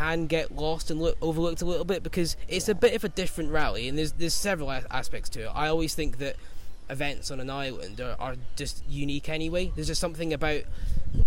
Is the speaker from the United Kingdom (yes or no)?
yes; Scotland, United Kingdom; accent: Scottish; I'm a Scotsman, if you can't tell from the accent, so off the plane, from windy Scotland